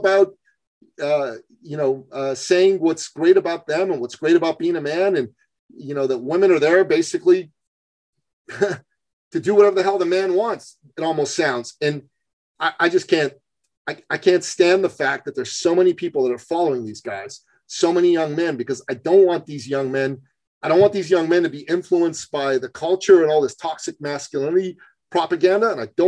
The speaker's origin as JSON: {"language": "English", "country": "Iran", "moved": "yes", "said": "And I'm from Iran originally. I don't think I told you that. But I'm a Christian from Iran. My family left right after the revolution"}